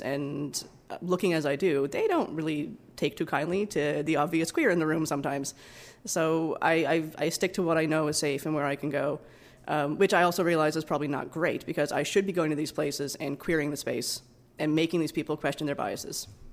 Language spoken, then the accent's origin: English; East Coast, Atlantic Canada, Canada; moved away as an adult; also born or lived in Alberta; now in Vancouver, Canada; I grew up in the East Coast